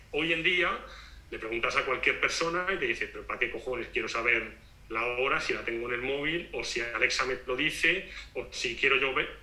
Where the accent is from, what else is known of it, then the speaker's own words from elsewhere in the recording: Spain; moved away as an adult; now in Portugal; siendo español